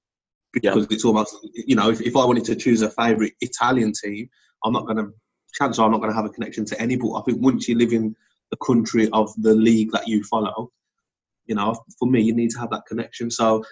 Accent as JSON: {"language": "English", "town": "Wolverhampton", "region": "West Midlands", "country": "United Kingdom", "tie": "born or raised there", "said": "I was born in Wolverhampton. I've lived in Wolverhampton all my life."}